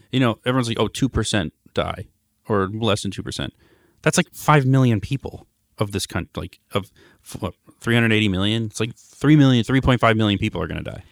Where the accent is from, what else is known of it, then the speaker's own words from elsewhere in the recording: Los Angeles, California, United States; Growing up in Hancock Park